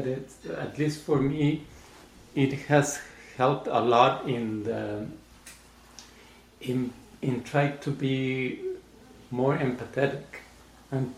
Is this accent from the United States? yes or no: no; Mexico City, Mexico; I grew up in Mexico. I was born in Mexico City